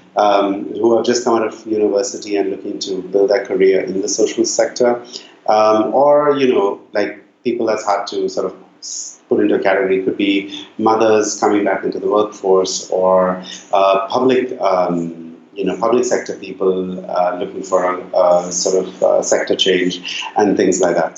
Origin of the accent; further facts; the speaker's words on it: Bangalore, Karnataka, India; moved away; also born or lived in Nairobi; So I grew up in Bangalore in India, which when I was growing up in the 80s and 90s